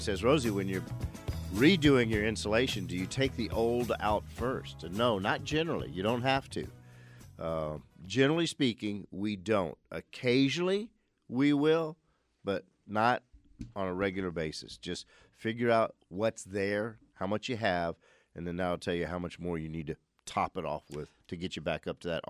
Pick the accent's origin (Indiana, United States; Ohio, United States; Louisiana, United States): Louisiana, United States; New Orleans; growing up in New Orleans before air conditioning, we had what were called whole house fans